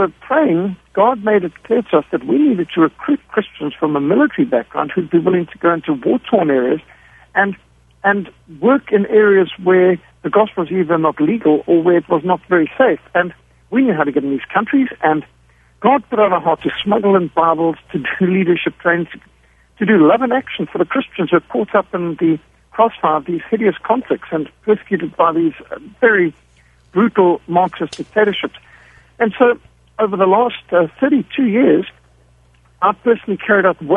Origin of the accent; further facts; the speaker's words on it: Zimbabwe; I was brought up in Rhodesia, what today is Zimbabwe. So we were at war from the time I was 5 years old. And so I grew up in a war environment.